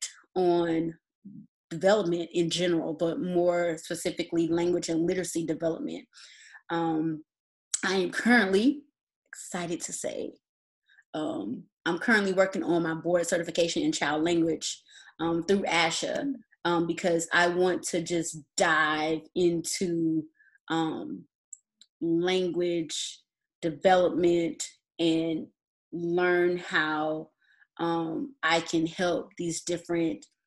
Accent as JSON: {"language": "English", "town": "Atlanta", "region": "Georgia", "country": "United States", "also_born_or_lived": "Nashville, Tennessee", "said": "I am originally from Atlanta, Georgia, and I am still here today"}